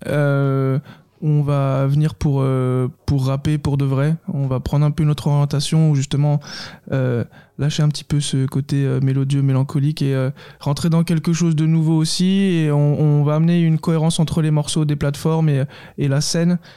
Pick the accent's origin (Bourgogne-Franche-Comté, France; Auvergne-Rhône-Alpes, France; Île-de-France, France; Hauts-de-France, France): Bourgogne-Franche-Comté, France; Saône-et-Loire; On est on est originaire de Saône-et-Loire à la base